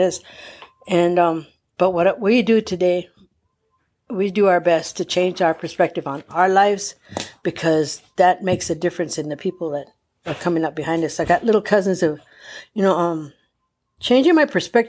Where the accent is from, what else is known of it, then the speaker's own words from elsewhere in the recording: Palm Springs, California, United States; I grew up in the Dream Homes of Palm Springs